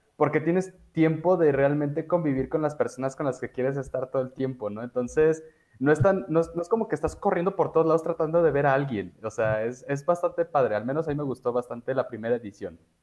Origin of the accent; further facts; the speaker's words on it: Mexico; soy muy mal mexicano